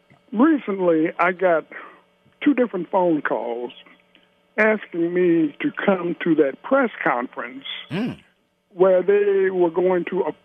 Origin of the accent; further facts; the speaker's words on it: Cincinnati, Ohio, United States; My father and my stepmother and myself, we moved to Avondale, Bernard Avenue.